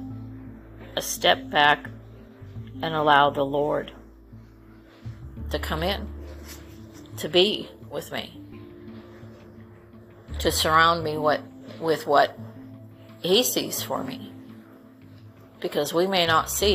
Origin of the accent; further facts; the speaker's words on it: California, United States; moved away; I grew up in California